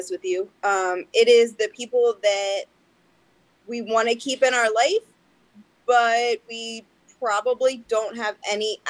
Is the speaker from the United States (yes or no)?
yes; United States; I am born and raised in Carroll County. I've lived here my entire life